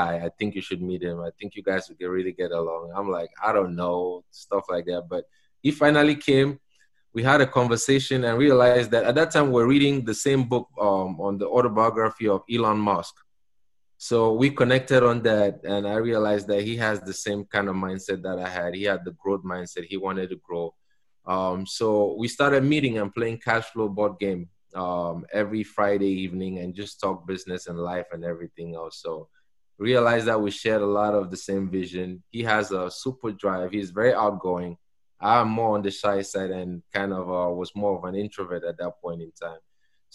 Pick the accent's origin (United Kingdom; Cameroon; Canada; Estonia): Cameroon; moved away as an adult; now in United States; I'm from Cameroon, a small country in Central Africa. So I've been here for 20 years